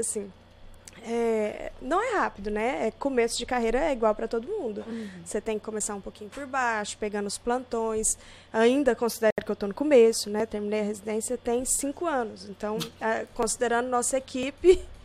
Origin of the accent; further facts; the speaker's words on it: Gurupi, Tocantins, Brazil; also born or lived in Goiânia; Eu sou de Gurupi, nascida em Gurupi